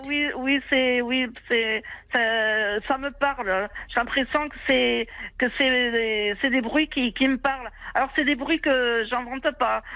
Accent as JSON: {"language": "French", "country": "Algeria", "tie": "born or raised there", "moved": "yes", "said": "je voulais retourner dans mon pays natal, l'Algérie. Je n'étais pas retournée depuis haut plus de 25 ans, 30 ans."}